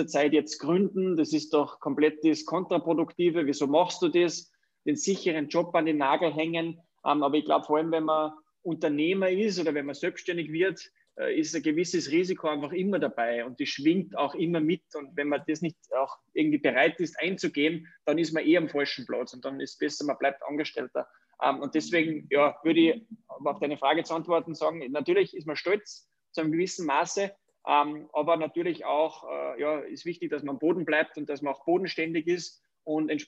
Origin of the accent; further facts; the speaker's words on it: Wagrain, Salzburg, Austria; born there; ich bin ein Salzburger, gebürtig aus dem wunderschönen Wagrein, also aus der Wintersportdestination Wagrein-Kleinal.